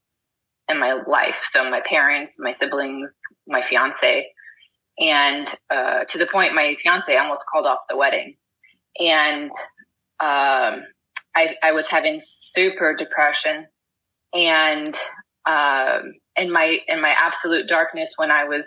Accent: Texas, United States; I'm from Texas.

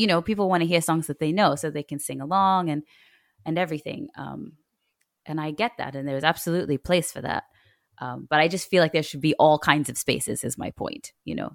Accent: Australia; moved away as an adult; now in Kenya; I grew up in Australia

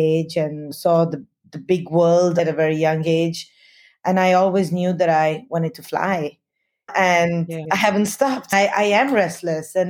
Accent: Delhi, India; first language Hindi; English is a second language; moved away as an adult; also born or lived in Himalayas boarding school, India / Bombay, India / London, United Kingdom / Australia; I grew up in Delhi until I was 9, and my mother came from there, or her family came from there

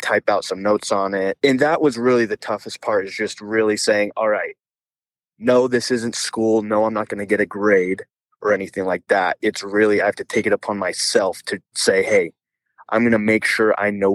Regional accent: Queen Creek, Arizona, United States; I'm from the Queen Creek area

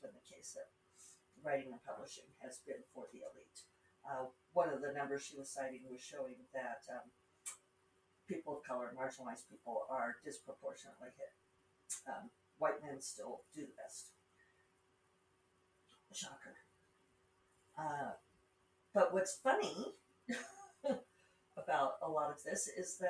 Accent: Rocky Mountains, United States; accent: Rocky Mountain; my Rocky Mountain accent

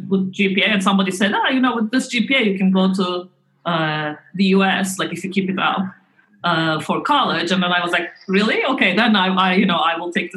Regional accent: Istanbul, Turkey; moved away as an adult; also born or lived in Ankara / United States; now in Cambridge, United Kingdom; I was born in Ankara, but when I was in primary school, my parents moved to Istanbul, and I really liked growing up in Istanbul.

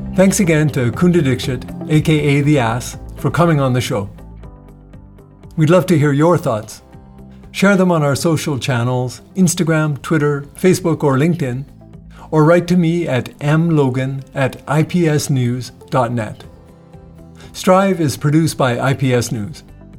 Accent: Canada; I'm from Canada

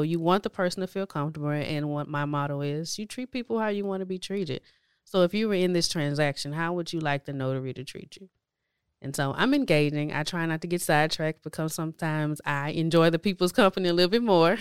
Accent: Houston, Texas, United States; I grew up on the east side of Houston. um, near Crosby area-ish, um, and so from there, from childhood all the way up until adulthood, that's where I lived

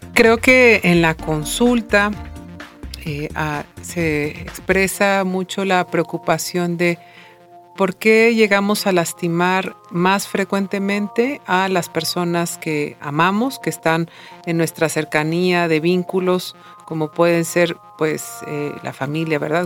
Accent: Mexico; como mexicanos

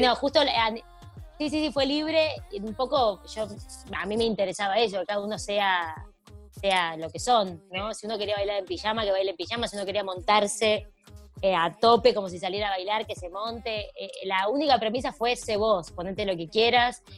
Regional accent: Argentina; Nosotros pues somos argentinos y por supuesto saben mi historia desde el día cero en mi país

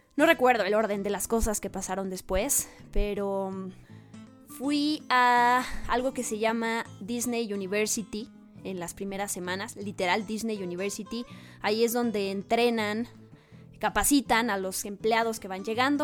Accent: Mexico; moved away as an adult; me regresan a México.

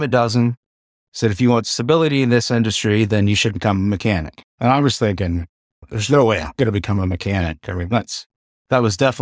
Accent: Eastern Shore, Maryland, United States; I grew up on the Eastern Shore, Maryland

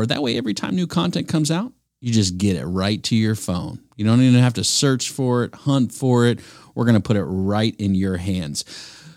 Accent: North Carolina, United States; I grew up in North Carolina. My family isn't. I wasn't born here, but I moved here so young

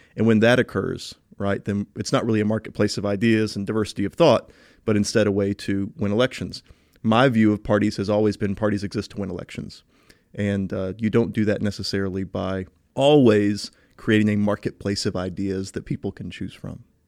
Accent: Tennessee, United States; Growing up in Tennessee

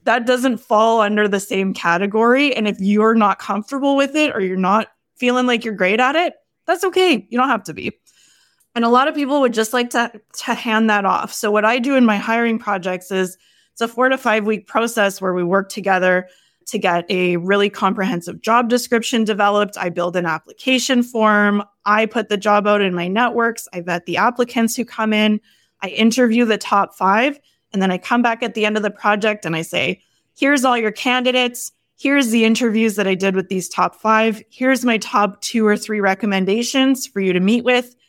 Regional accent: Canada; I'm Canadian

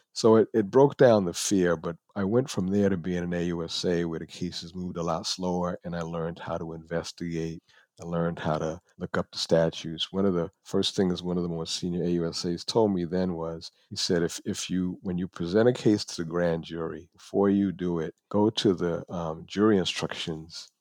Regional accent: New York City, New York, United States; moved away; also born or lived in Buffalo, New York; I am from the Bronx, New York.

